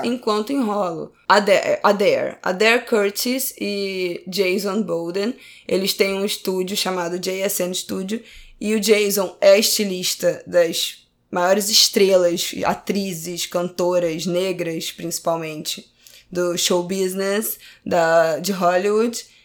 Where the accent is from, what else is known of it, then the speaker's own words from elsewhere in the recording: Brazil; eu sou brasileira